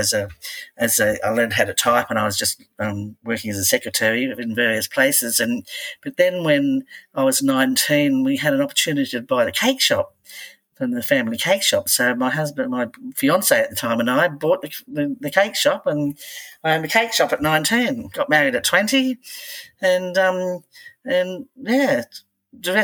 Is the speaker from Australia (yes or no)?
yes; Belmont, New South Wales, Australia; also born or lived in Redhead, New South Wales; I was born in Redhead and moved all the way to Belmont North, which is probably about 5 kilometres if you're lucky. But yes, I've travelled well, but I've never lived anywhere else but in beautiful Lake Macquarie.